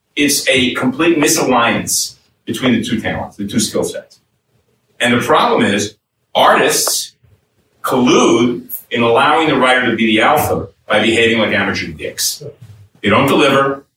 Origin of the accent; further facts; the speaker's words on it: New York City, New York, United States; When I grew up, I grew up in New York City, I grew up in Brooklyn